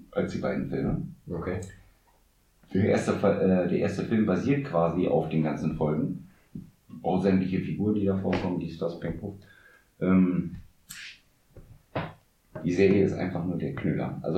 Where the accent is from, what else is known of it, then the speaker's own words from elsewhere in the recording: Nordhorn, Lower Saxony, Germany; wir kommen ja aus Nordhorn, ja. Die Stadt der drei unbegrenzten Möglichkeiten, Essen, Schlafen, Trinken